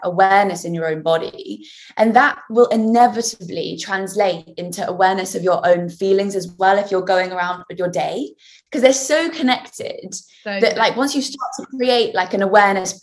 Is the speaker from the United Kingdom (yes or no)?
yes; Winchester, South East England, United Kingdom; my hometown of Winchester